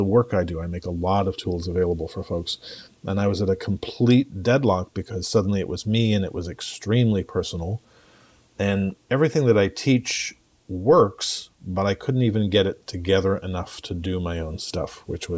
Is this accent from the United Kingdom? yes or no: yes; England, United Kingdom; culturally, I'm English